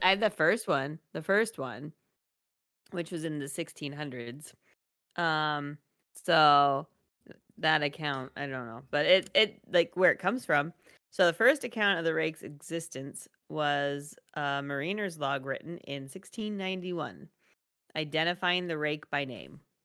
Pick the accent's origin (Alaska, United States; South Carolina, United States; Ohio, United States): Alaska, United States; I grew up in Alaska. We lived in the woods, literally.